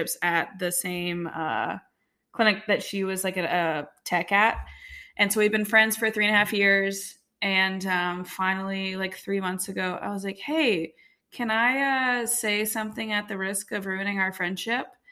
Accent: Baton Rouge, Louisiana, United States; moved away as an adult; also born or lived in Monroe, Louisiana / Austin, Texas; now in Nashville, United States; I am from South Louisiana. I grew up in right outside of Baton Rouge

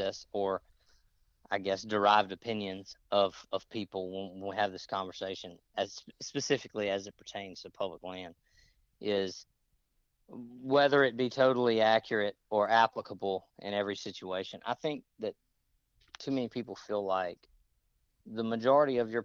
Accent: Mississippi, United States; moved away; I grew up in Mississippi

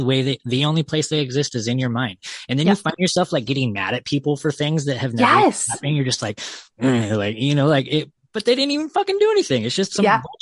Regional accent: California, United States; I'm from California

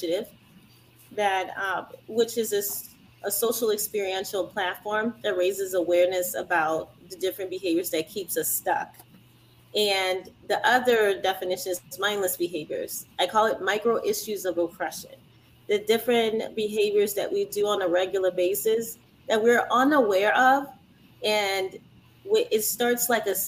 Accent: Louisiana, United States; I was born here. I was born and raised in Louisiana

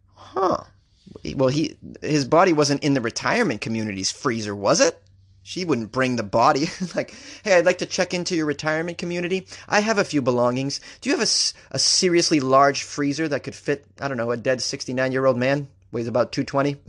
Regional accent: Boston, Massachusetts, United States; accent: Boston; I was raised in Boston

